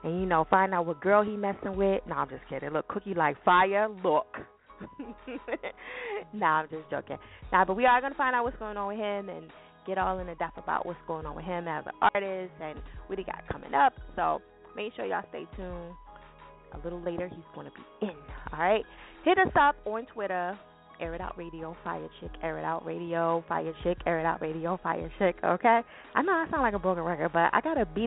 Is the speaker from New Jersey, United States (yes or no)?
yes; New Jersey, United States; Jersey, my home state, in case y'all do not know. Yes, I am from Jersey